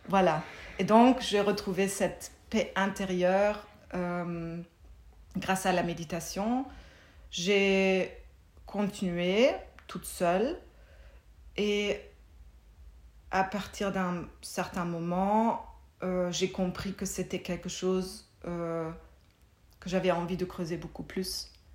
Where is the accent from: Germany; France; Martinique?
Germany; French is a second language; moved away as an adult; also born or lived in Munich; now in Belgium; j'ai grandi en Allemagne